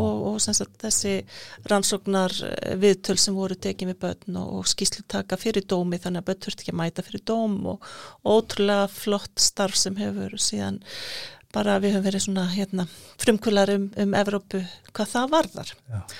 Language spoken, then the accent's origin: Icelandic; Iceland; moved away as an adult; also born or lived in Nicaragua; við erum Íslandingar